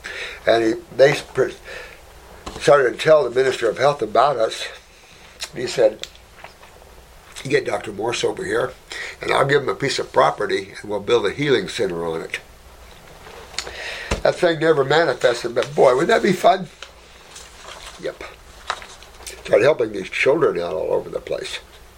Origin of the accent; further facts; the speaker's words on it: Philippines; born there; I was born in the Philippines.